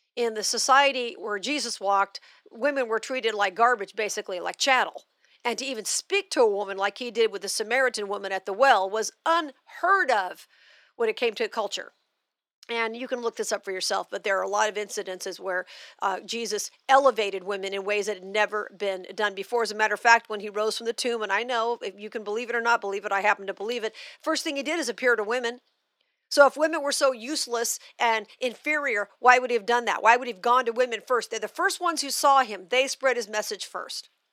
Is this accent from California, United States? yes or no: no; Las Vegas, Nevada, United States; also born or lived in Missouri; Vegas, which is my hometown